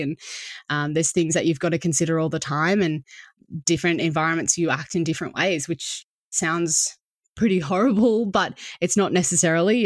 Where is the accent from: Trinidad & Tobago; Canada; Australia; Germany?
Australia